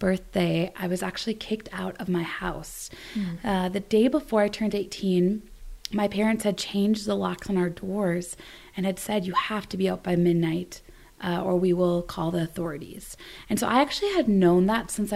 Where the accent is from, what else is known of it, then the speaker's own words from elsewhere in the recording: Wisconsin, United States; also born or lived in Sarita Vihar, India; I grew up in Wisconsin